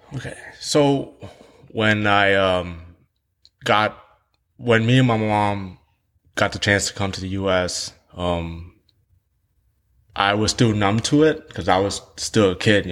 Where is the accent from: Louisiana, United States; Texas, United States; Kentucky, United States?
Texas, United States; Houston; English is a second language; also born or lived in Saigon, Vietnam; I grew up in Vietnam for eight years of my life. I, I grew up in a place called District Two. And in Vietnam, um, I, I, I live in the South Vietnam. I live in Saigon